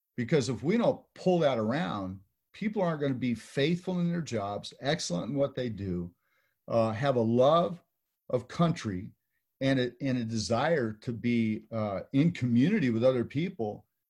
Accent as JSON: {"language": "English", "region": "California", "country": "United States", "moved": "yes", "lives_now": "Texas, United States", "said": "in California, where I'm from, I live in Texas now"}